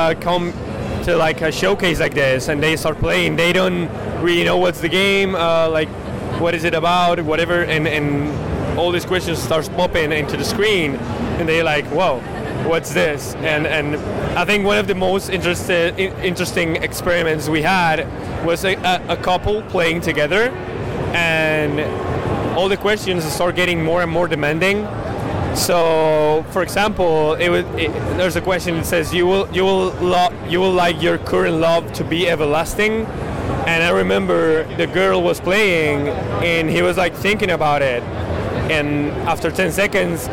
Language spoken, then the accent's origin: English; Madrid, Community of Madrid, Spain; I'm from Madrid, Spain